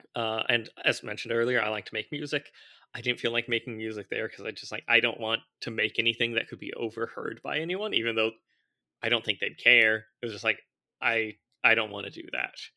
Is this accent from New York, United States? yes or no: no; Orange County, California, United States; I grew up in Orange County, California